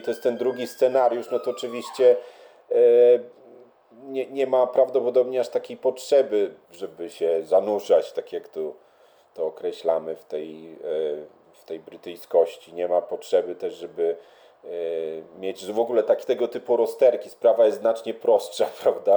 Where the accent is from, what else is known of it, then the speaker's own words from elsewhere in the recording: Lublin, Lublin Voivodeship, Poland; also born or lived in Warsaw, Poland; now in London, United Kingdom; ja pochodzę z Lublina, jak się przeprowadziłem do Warszawy